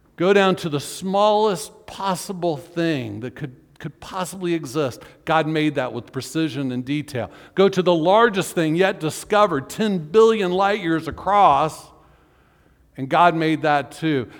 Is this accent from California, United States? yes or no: no; Orlando, Florida, United States; when I was growing up in Orlando